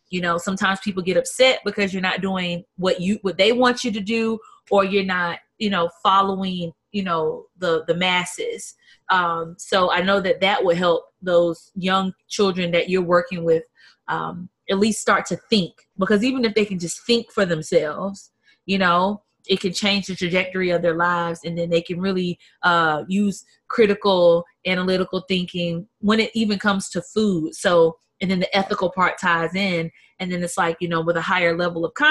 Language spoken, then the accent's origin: English; South Carolina, United States; I'm from South Carolina